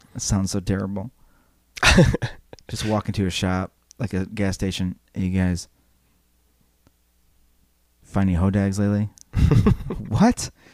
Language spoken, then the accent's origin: English; Wisconsin, United States; Yeah, I'm from Wisconsin.